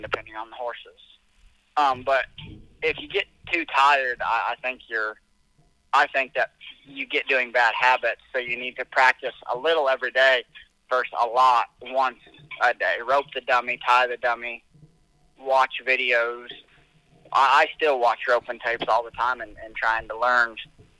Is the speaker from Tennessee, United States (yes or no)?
no; Albia, Iowa, United States; I'm from Albia, Iowa, about 60 miles from where Cammy used to live.